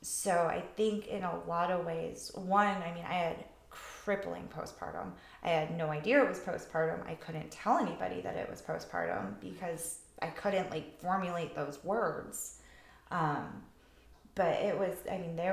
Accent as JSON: {"language": "English", "region": "New England", "country": "United States", "tie": "born or raised there", "also_born_or_lived": "Nashville, Tennessee", "moved": "as an adult", "said": "what I grew up with in New England"}